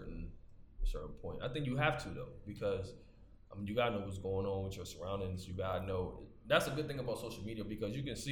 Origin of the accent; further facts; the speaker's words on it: the South, United States; I'm from the South